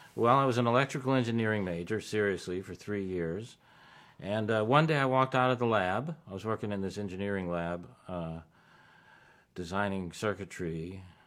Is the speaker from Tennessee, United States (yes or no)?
no; Tucson, Arizona, United States; also born or lived in Chicago; growing up in Tucson, Arizona.